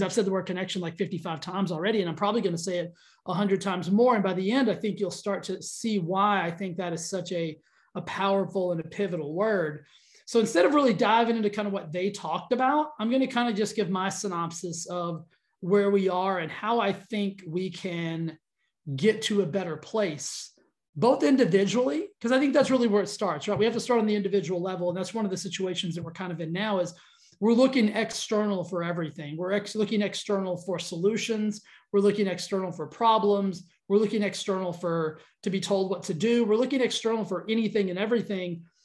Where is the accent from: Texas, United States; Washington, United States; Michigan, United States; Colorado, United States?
Texas, United States; I grew up in Texas